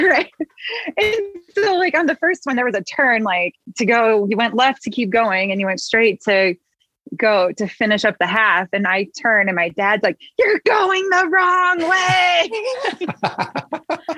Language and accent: English; Midwest, United States; accent: Midwest; good old Midwest